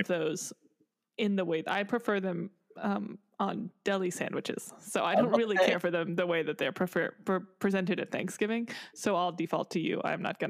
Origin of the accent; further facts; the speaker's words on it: the South, United States; I am from the South and that's all I know.